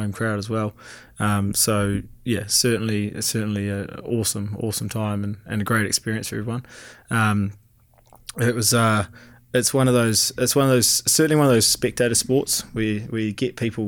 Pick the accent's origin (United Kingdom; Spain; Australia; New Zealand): New Zealand; Taranaki; moved away as an adult; myself and Hendo came from the Naki.